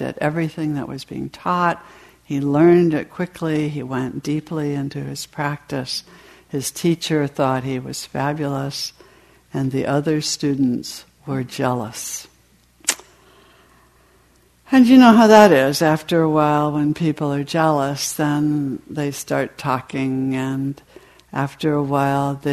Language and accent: English; New England, United States; I was raised in New England in a fairly strict family